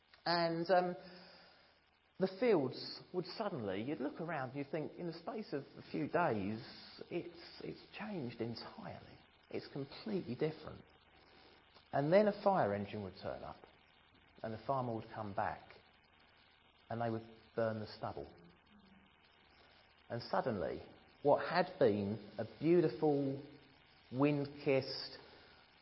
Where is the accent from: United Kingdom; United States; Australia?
United Kingdom; Ramsden Heath, East of England; I was brought up in Ramsden Heath, not far from here. Little village surrounded by fields, and most of my early childhood was spent out in those fields.